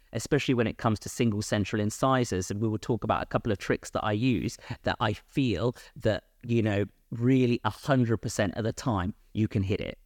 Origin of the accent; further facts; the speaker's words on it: London, United Kingdom; moved away as an adult; also born or lived in Bristol / Bath; born and bred in London